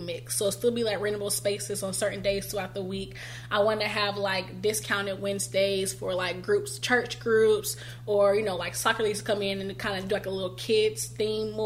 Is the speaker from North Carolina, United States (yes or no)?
yes; Greensboro, North Carolina, United States; family and home has kept me in Greensboro, and so I kind of took that as a sign to just kind of do it in my hometown first